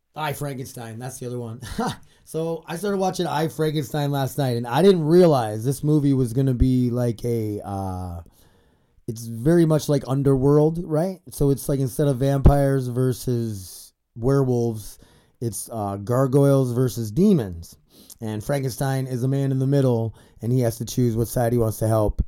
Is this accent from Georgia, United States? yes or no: no; South Dakota, United States; I grew up in South Dakota